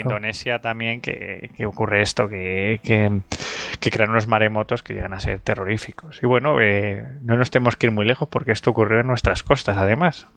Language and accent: Spanish; near Don Benito, Extremadura, Spain; cerca de mi pueblo